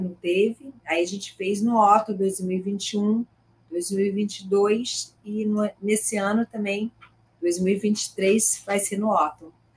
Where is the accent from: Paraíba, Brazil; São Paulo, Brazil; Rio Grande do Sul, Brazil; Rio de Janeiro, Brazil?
Rio de Janeiro, Brazil; interior of Rio de Janeiro state, Brazil; now in Rio de Janeiro, Brazil; minha família é do interior, eu sou do interior do estado do Rio